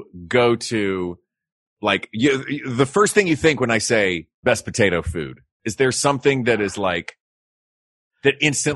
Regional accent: Tennessee, United States; I am from Tennessee.

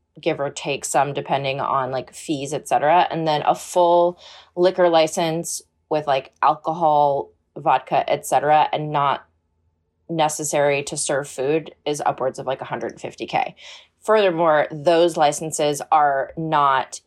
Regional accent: Baltimore, Maryland, United States; now in Los Angeles, United States; I'm from Baltimore

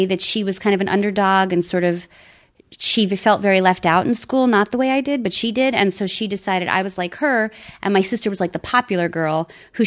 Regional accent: New York City, New York, United States; also born or lived in Long Island; I moved from Flushing to Long Island

